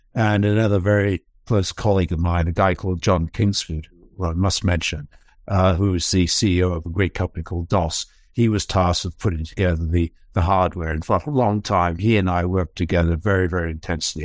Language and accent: English; Falkland Islands; I come from the Falkland Islands.